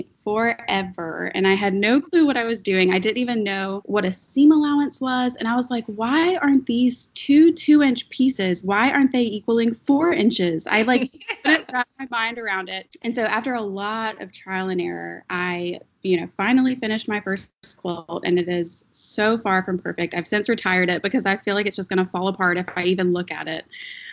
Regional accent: Raleigh, North Carolina, United States; I am from Raleigh, North Carolina

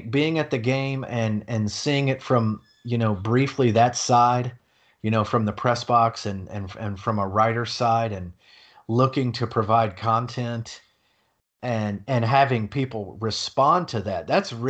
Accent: Durham, North Carolina, United States; now in Tampa, United States; Oh, well, I'm from Durham, North Carolina, and I live in Tampa, Florida.

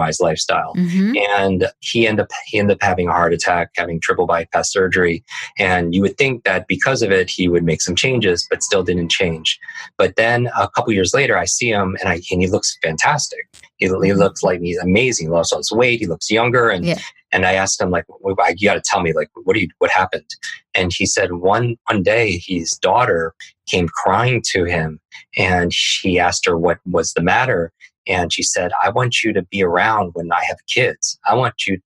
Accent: Northeast, United States; I grew up in the Northeast

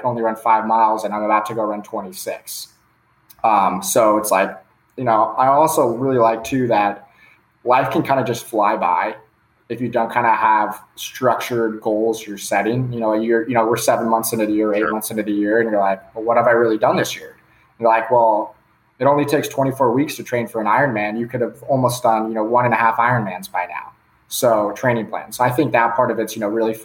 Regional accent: Palos Verdes, California, United States; also born or lived in Dallas, Texas; I'm from Palos Verdes, California, which is like 30 minutes south of LAX. It's in LA. Grew up just like a typical guy playing high school sports

